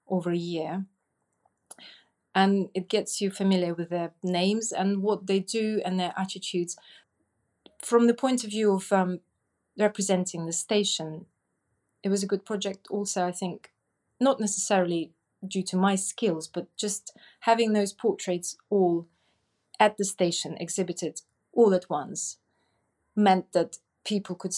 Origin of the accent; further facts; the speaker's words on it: Russia; English is a second language; moved away as an adult; now in Lyme Regis, United Kingdom; I was born in Russia and I moved to UK roughly about 17 years ago.